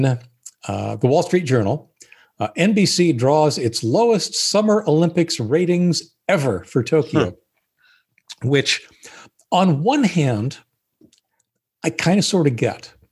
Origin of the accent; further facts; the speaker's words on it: Canada; I was born in Canada